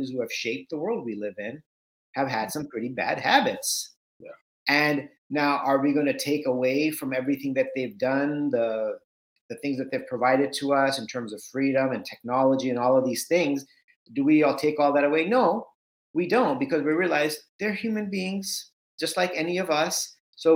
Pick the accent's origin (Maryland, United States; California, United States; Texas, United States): California, United States; Southern; also born or lived in India; I grew up in Southern California. My parents had migrated from India to the US in 1980